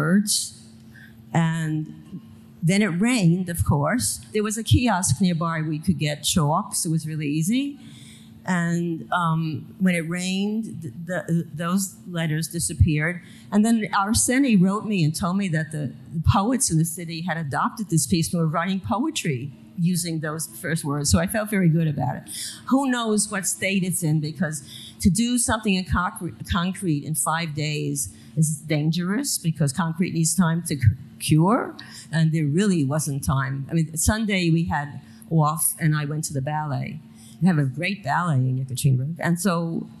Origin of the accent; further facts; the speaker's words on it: New York City, New York, United States; I grew up in Coney Island, which is the bottom of the line